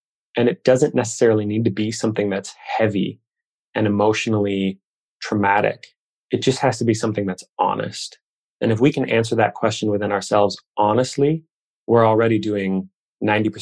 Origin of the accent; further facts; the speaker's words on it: Midwest, United States; I grew up here in the Midwest